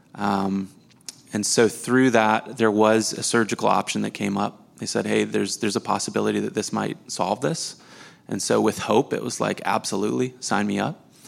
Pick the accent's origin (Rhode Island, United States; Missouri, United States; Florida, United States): Missouri, United States; I was born and raised in Missouri, same city, same house I grew up